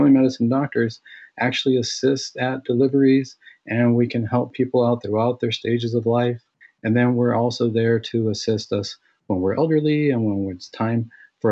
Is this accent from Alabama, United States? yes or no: no; Santa Ana, California, United States; I was born and raised here in Southern California. I grew up in the city of Santa Ana